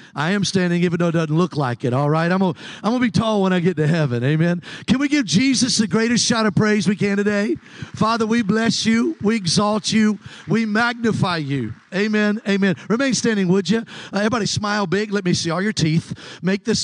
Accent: Mobile, Alabama, United States; I'm from Mobile, Alabama

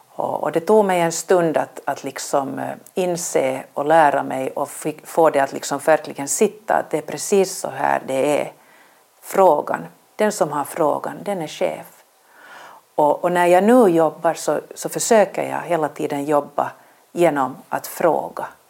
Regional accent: Vaasa, Ostrobothnia, Finland; moved away as an adult; also born or lived in Helsinki; började på Vasabladet eh, där jag växte upp

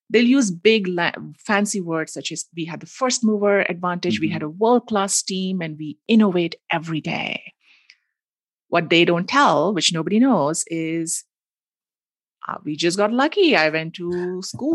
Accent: Mumbai, Maharashtra, India; I grew up in Mumbai, which is a mm-hmm. big city

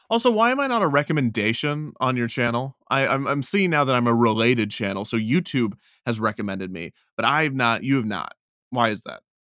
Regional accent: Kansas City, United States; it's in Kansas City, it's my, it's my hometown amusement park when I was growing up

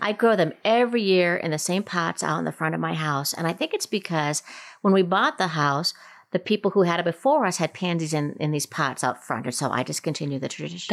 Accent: Minnesota, United States; now in Colorado, United States; growing up in Minnesota, which is, you know, zone three, four, five-ish.

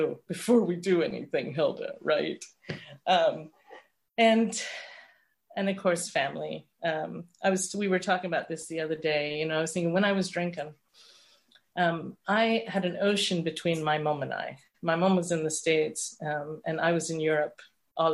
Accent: London, United Kingdom; I was born in London.

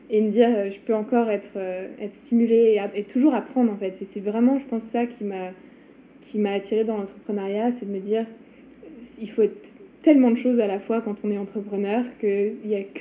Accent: France; moved away as an adult; now in Montreal, Canada; je suis une Française à Montréal depuis 7 ans

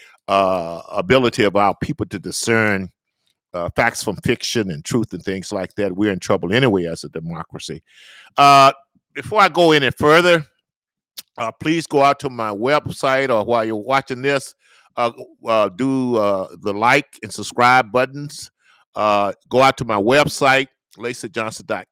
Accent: the South, Southern United States, United States; I'm a Southerner

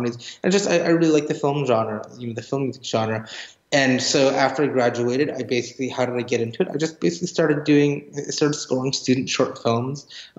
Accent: Edmonton, Alberta, Canada; moved away; for the Young Composers Project in Edmonton with the Edmonton Symphony Orchestra. That's where I grew up in Canada.

